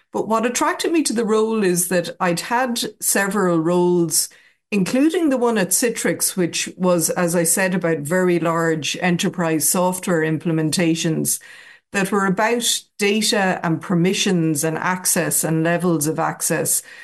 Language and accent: English; Athlone, Leinster, Ireland; moved away as an adult; now in Dublin, Ireland; I was born and raised in Athlone